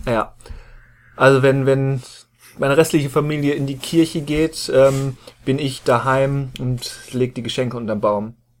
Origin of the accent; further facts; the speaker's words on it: Rheda-Wiedenbrück, North Rhine-Westphalia, Germany; in meiner Heimatstadt Reda Wiedenbrück